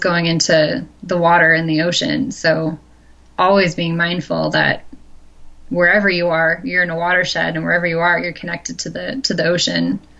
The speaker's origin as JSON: {"language": "English", "region": "Midwest", "country": "United States", "tie": "born or raised there", "said": "like me growing up in the Midwest, everyone lives in a watershed"}